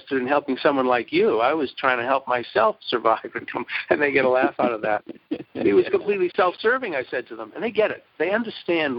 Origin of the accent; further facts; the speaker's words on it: Brookline, Massachusetts, United States; I grew up in Brookline, Massachusetts